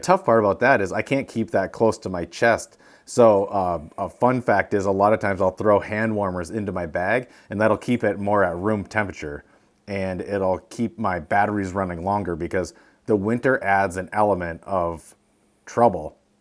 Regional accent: Sault Ste. Marie, Michigan, United States; moved away; we're from Sault Ste. Marie, and the trails led right to where our old house was when we grew up.

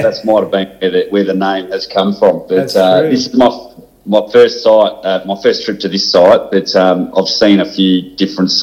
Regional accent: Bendigo, Victoria, Australia; moved away as an adult; I was born in Bendigo and spent, obviously, my first 18 years there

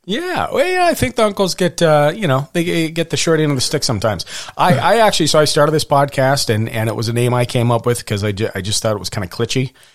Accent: Montana, United States; I was born in Montana

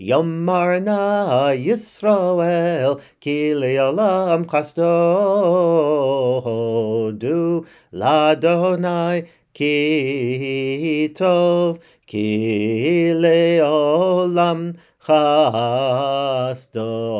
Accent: Brookline, Massachusetts, United States; In the synagogue, I grew up in Congregation Keilat Israel in Brookline, Massachusetts.

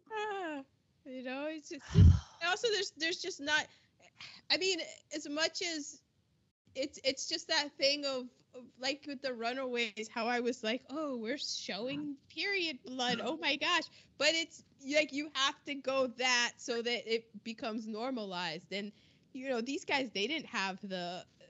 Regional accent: United States; being an American

